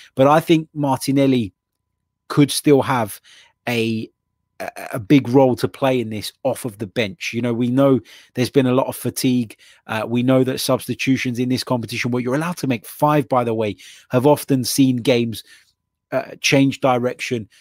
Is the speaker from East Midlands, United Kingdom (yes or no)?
no; London, United Kingdom; being a Londoner